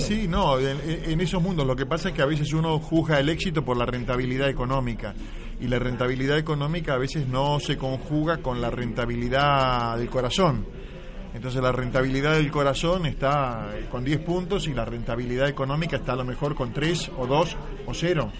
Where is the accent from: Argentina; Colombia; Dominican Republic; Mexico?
Argentina; Buenos Aires; moved away as an adult; now in Madrid, Spain; yo me formé en Buenos Aires y pertenezco a las dos orillas, soy muy argentino